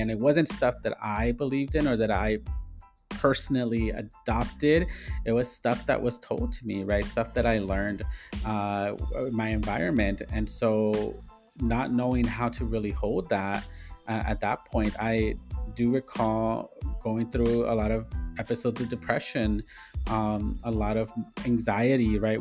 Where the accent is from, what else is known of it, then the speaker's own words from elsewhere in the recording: Inglewood, California, United States; born and raised in Inglewood, California